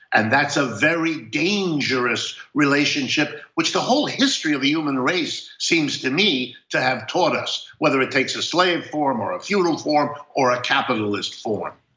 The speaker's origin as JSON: {"language": "English", "region": "Ohio", "country": "United States", "tie": "born or raised there", "said": "I was born in Ohio"}